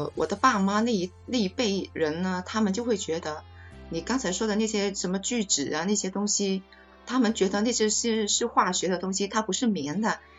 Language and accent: Chinese; Guangzhou, Guangdong, China; 他们就觉得，嗯，我们广州人就应该用那一种东西。